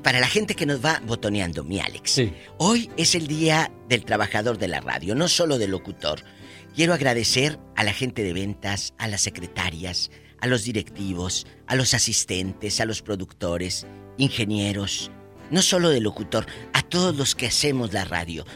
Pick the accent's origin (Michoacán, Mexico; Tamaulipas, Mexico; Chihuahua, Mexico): Tamaulipas, Mexico; Matamoros; yo crecí en la frontera, en Matamoros